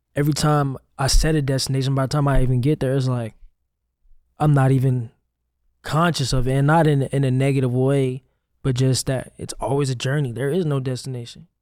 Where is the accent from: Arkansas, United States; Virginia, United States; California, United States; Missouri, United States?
Missouri, United States; St. Louis; also born or lived in Hoffman Estates, Illinois; Saint Louis, where I'm, where I grew up, where I'm really from